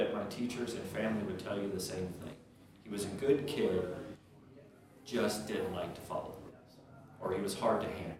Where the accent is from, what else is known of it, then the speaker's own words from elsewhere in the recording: St. Louis, Missouri, United States; also born or lived in New Orleans / Ohio / Indiana; most of my time was raised right here in West County